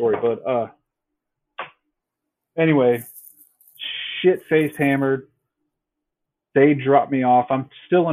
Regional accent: Greenville, United States; also born or lived in Dayton; my hometown here in Greenville, and I was living in Dayton

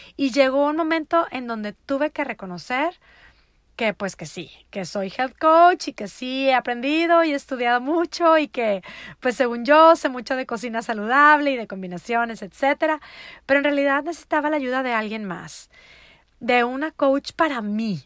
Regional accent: Monterrey, Nuevo León, Mexico; moved away as an adult; also born or lived in Netherlands; now in United States; Yo soy de Monterrey, Nuevo León, México, mi amada ciudad en donde está el resto de mi hermosa familia

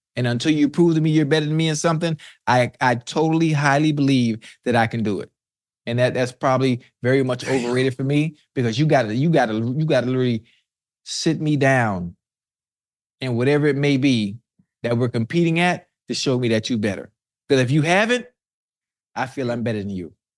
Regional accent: Miami, Florida, United States; I'm from Miami

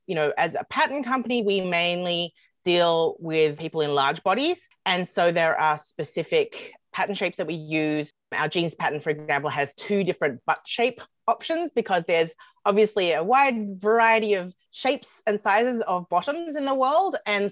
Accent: Australia; moved away as an adult; also born or lived in United States; now in Canada; Well, I'm originally from Australia, but I've lived in Canada for quite some time now. I've lived in Canada since 2007, and then before that, I was 2 years in the USA.

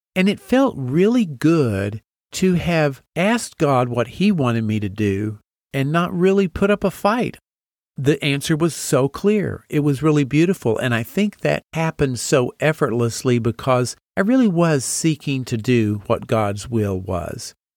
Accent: Amarillo, Texas, United States; moved away as an adult; also born or lived in Nashville, Tennessee / Boston, Massachusetts; I grew up in Amarillo, Texas

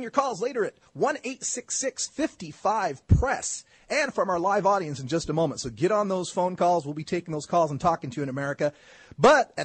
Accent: Nampa, Idaho, United States; also born or lived in Boise, Idaho; my hometown public library in Nampa, Idaho

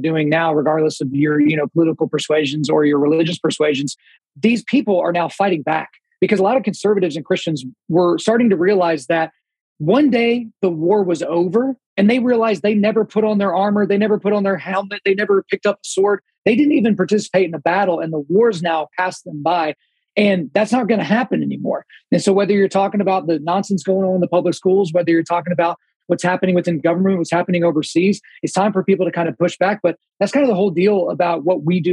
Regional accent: Oklahoma, United States; I was born in Oklahoma

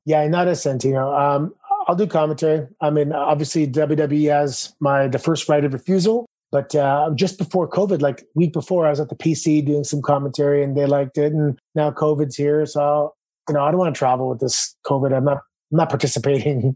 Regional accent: Toronto, Ontario, Canada; moved away as an adult; Growing up in Toronto

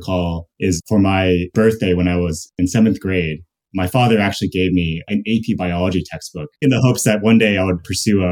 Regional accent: Louisville, Kentucky, United States; moved away; also born or lived in North Dakota; I was actually born in North Dakota, and I grew up in Kentucky.

